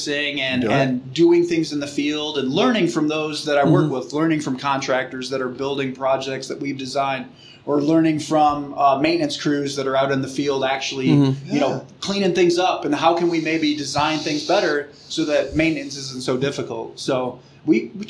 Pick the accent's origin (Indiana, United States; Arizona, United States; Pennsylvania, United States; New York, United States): Indiana, United States; Porter County; I grew up in Porter County